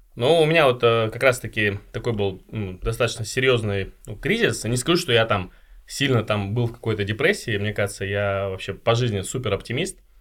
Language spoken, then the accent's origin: Russian; Chelyabinsk, Chelyabinsk Oblast, Russia; я сам родом из Челябинска